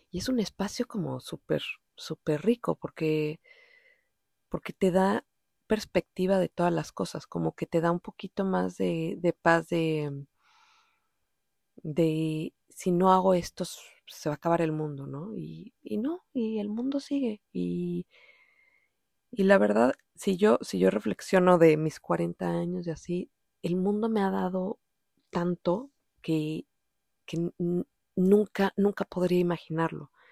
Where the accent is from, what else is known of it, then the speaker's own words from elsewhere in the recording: Mexico City, Mexico; accent: DF; Pues, o sea, es evidente, yo soy mexicana, sí.